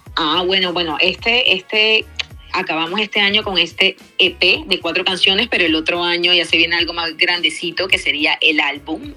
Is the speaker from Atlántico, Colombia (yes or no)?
no; Cartagena, Bolívar, Colombia; now in Bogotá, Colombia; música que escuché creciendo en Cartagena, música que escuché ya viviendo en, Bogotá